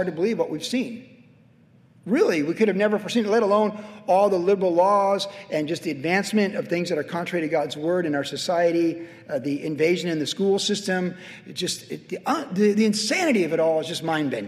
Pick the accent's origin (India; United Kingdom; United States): United States; as American citizens